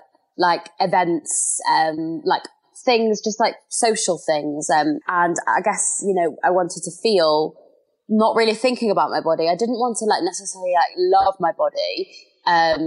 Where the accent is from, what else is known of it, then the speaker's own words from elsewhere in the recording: London, United Kingdom; I am from London.